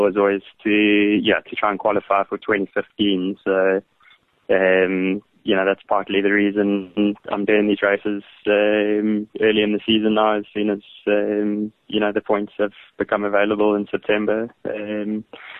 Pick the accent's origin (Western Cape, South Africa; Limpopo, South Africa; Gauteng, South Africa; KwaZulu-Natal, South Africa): KwaZulu-Natal, South Africa; Pietermaritzburg; I grew up in Pietermaritzburg, where the DZ Canoe Marathon is quite a big event